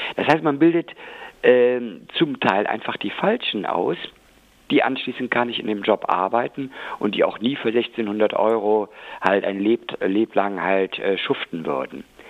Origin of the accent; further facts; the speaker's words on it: West Germany, Germany; also born or lived in Rhineland-Palatinate / North Rhine-Westphalia; jetzt habe ich äh, als Westdeutscher